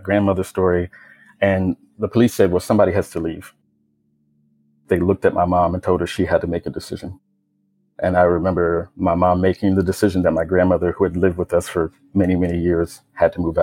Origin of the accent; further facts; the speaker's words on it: Richmond, Virginia, United States; I grew up in Richmond, Virginia, me living with my mom and my sister's dad and my grandmother